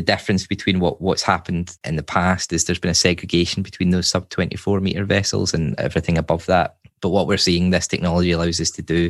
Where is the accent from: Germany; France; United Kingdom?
United Kingdom; Glasgow, Scotland; moved away as an adult; now in Sweden; I'm originally from Glasgow, and as you say, I've sort of been everywhere, I guess you could say. And my wife's Swedish, so that's how I ended up here